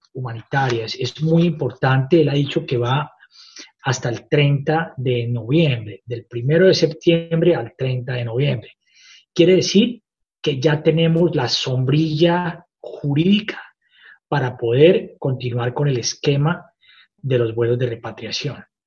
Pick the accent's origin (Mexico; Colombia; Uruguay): Colombia; moved away as an adult; now in Australia; me siento como colombiano súper orgulloso